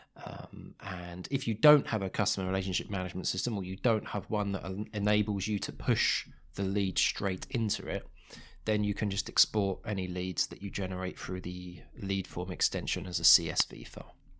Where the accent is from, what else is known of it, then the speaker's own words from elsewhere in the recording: United Kingdom; as a British consumer